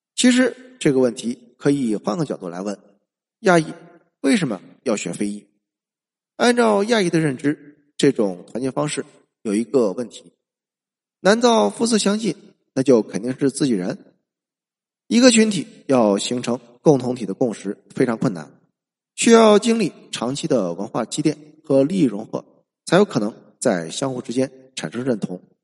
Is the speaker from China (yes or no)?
yes; China; 我们中国人